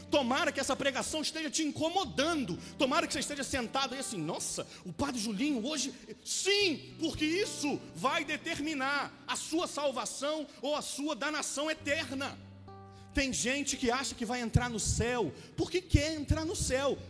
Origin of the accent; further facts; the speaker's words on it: Rio de Janeiro, Brazil; moved away as an adult; also born or lived in Taquara; nascido e criado em Santa Cruz